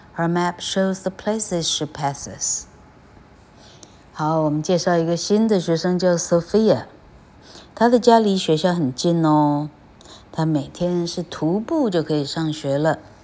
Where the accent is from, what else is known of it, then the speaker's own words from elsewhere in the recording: Taiwan; 我们台湾人一个都没听过